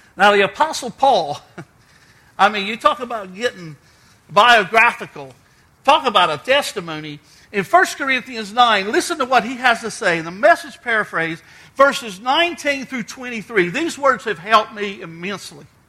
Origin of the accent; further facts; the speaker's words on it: Outer Banks of North Carolina, United States; I was raised on the Outer Banks of North Carolina.